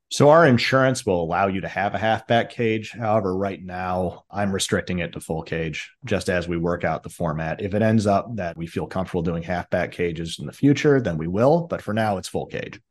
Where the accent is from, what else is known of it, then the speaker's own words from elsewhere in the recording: Chicago, Illinois, United States; I grew up in Chicago